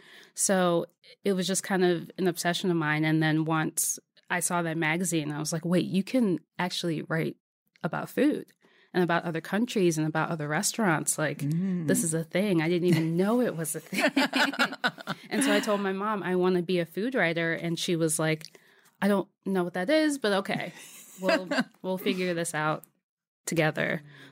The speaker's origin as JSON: {"language": "English", "town": "Waldorf", "region": "Maryland", "country": "United States", "tie": "born or raised there", "also_born_or_lived": "Adelphi / Silver Spring", "said": "Yeah, so outside of D.C., first in Adelphi, Silver Spring area, and then in Waldorf, which is south of D.C."}